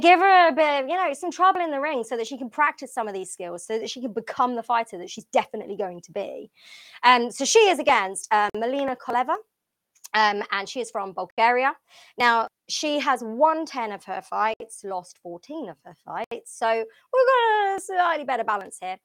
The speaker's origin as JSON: {"language": "English", "town": "Portsmouth", "region": "South East England", "country": "United Kingdom", "also_born_or_lived": "London", "said": "I'm also from Portsmouth."}